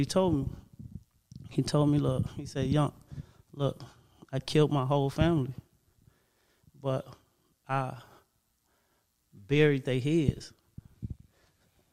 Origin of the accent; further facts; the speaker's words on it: Gary, Indiana, United States; I come from Gary, Indiana